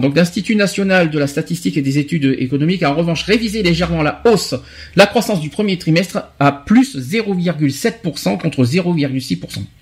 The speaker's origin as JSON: {"language": "French", "country": "France", "said": "chez nous en France"}